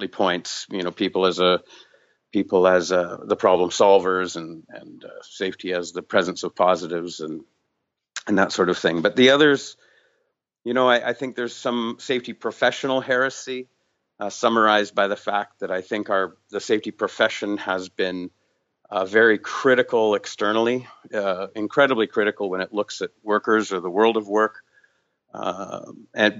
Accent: Vancouver, British Columbia, Canada; I'm from Vancouver, British Columbia

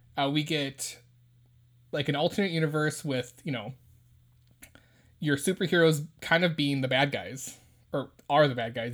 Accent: United States; as Americans, we have a religious freedom

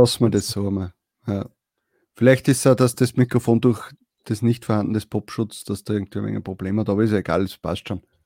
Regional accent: Austria; bei uns in Österreich

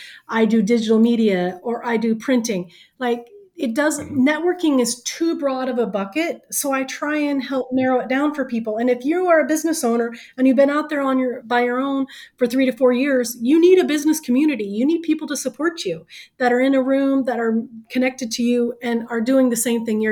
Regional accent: the South, United States; I am from the South

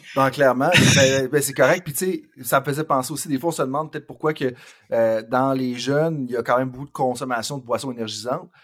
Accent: Saint-Georges, Quebec, Canada; Je viens de Saint-Georges-de-Beauce

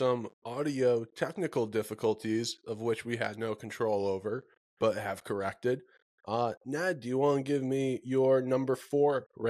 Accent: Connecticut, United States; it's my hometown pizza.

